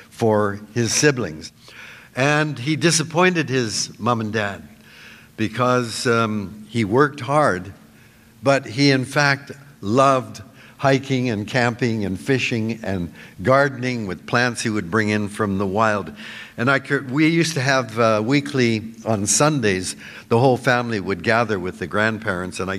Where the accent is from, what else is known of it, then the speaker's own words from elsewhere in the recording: Vancouver, British Columbia, Canada; I was born in Vancouver in 1936